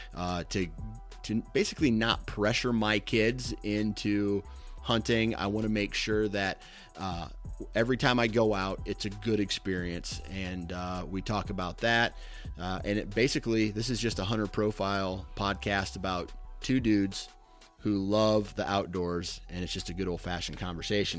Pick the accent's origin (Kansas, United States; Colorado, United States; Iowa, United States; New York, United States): Iowa, United States; I'm from Iowa